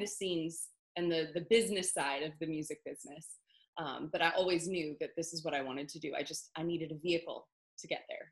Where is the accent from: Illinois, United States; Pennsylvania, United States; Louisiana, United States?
Pennsylvania, United States; Pittsburgh; moved away as an adult; now in Nashville, United States; I am originally from Pittsburgh, Pennsylvania